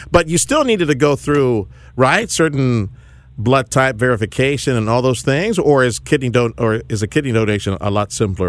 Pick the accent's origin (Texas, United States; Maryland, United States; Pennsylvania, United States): Texas, United States; Houston; Growing up in Houston, close enough to Louisiana, that's where I developed my love of gumbo and some of the Louisiana seafood up there.